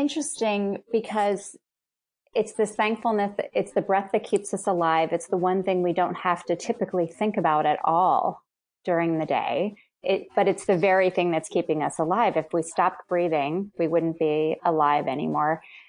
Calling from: Philadelphia, Pennsylvania, United States; I'm calling in right now from Mount Airy, right in the northwest suburbs or northwest direction from Philadelphia.

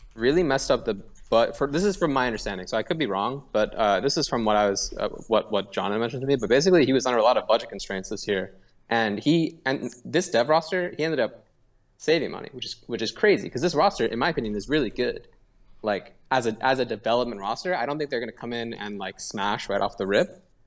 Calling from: Seattle, Washington, United States; I'm calling from Seattle

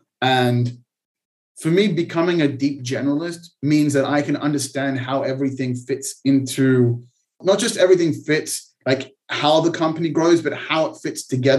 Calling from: Israel; I'm calling from Israel, actually.

